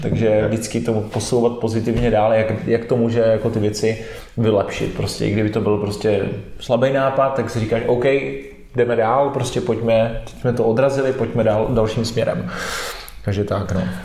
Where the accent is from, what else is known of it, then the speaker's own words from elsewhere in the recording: Czechia; mám rád český národ